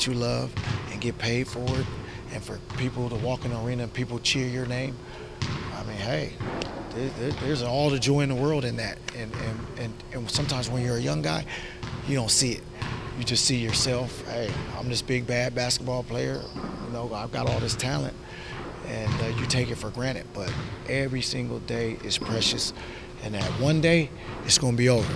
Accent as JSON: {"language": "English", "town": "Seattle", "region": "Washington", "country": "United States", "tie": "born or raised there", "said": "growing up in Seattle, a guy like Doug Christie from the neighborhood came back and kind of mentored everybody"}